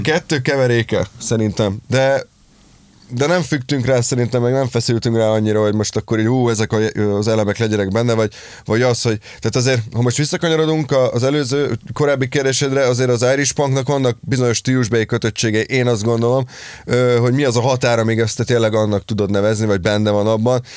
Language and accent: Hungarian; Dunaújváros, Fejér, Hungary; also born or lived in Pécs; amikor én Pécsről hazaköltöztem még annó Dunajvárosba